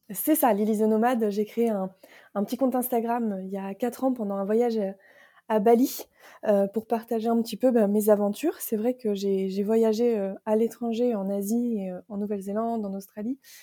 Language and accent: French; Picardy, Hauts-de-France, France; moved away; je suis originaire du, nord de la France, la belle région de la Picardie